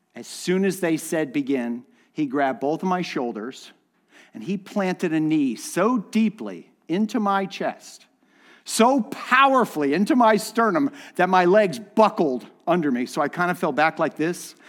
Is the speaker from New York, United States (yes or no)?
no; Miami, Florida, United States; I grew up in Miami